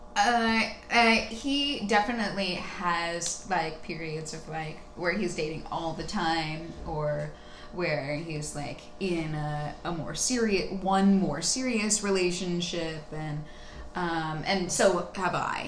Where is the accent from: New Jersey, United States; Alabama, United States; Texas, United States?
Texas, United States; also born or lived in California / Midwest; now in Brooklyn, United States; I grew up in Texas. Um, I was born in California, um, but I uh, I moved to back to Texas when I was two